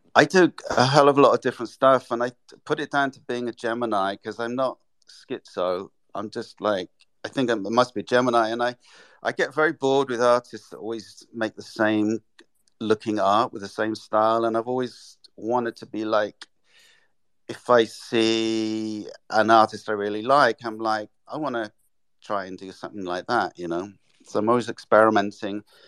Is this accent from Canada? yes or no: no; England, United Kingdom; moved away as an adult; also born or lived in London / Japan; now in New York, United States; I'm English